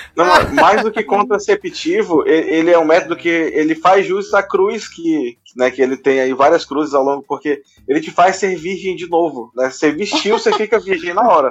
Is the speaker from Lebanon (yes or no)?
no; interior of Amazonas, Brazil; lá na minha cidade, no interior do Amazonas